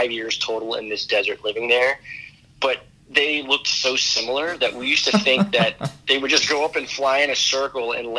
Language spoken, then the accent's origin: English; Destrehan, Louisiana, United States; moved away as an adult; also born or lived in New York City; now in New York, United States; stay at home in Destrehan